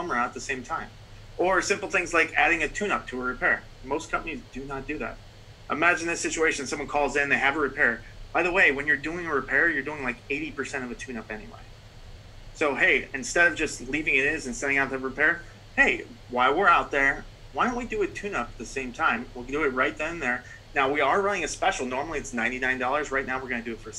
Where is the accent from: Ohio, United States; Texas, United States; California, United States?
Ohio, United States; Cincinnati; moved away; I'm actually originally from Cincinnati.